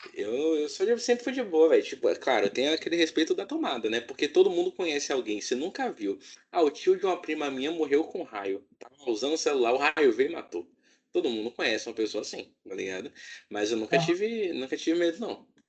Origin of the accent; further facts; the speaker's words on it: Salvador, Bahia, Brazil; Minha mãe foi em Salvador, porque eu nasci lá em Salvador